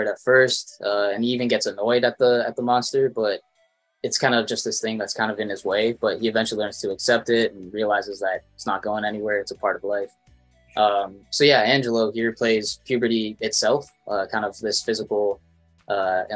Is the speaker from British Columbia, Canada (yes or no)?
no; Toronto, Ontario, Canada; I'm a filmmaker from Toronto, Canada